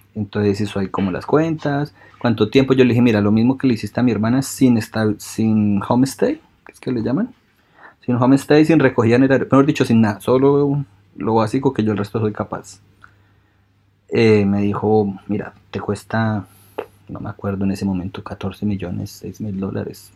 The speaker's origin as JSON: {"language": "Spanish", "country": "Colombia", "tie": "born or raised there", "also_born_or_lived": "United States", "moved": "as an adult", "lives_now": "Brisbane, Australia", "said": "ya viví 25 años en Colombia"}